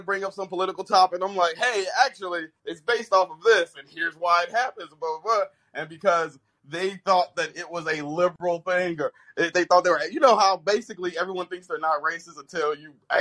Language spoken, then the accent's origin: English; Chicago, Illinois, United States; now in New Zealand; I grew up in the South Side of Chicago, and I live in New Zealand.